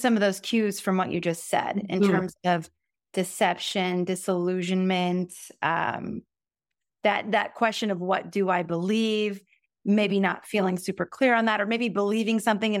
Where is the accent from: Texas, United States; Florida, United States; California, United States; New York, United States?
California, United States; Bay Area; I grew up in the Bay Area